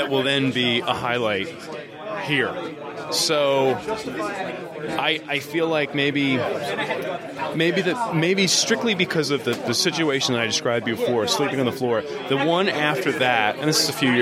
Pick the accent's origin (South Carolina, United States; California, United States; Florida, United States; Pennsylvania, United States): Pennsylvania, United States; Lancaster; now in Philadelphia, United States; Lancaster originally, been in Philadelphia for about 15 years